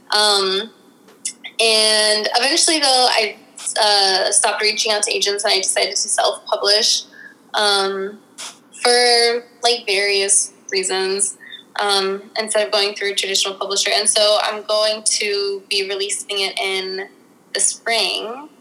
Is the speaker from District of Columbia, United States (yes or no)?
yes; Washington, District of Columbia, United States; I'm from Washington D.C., born and raised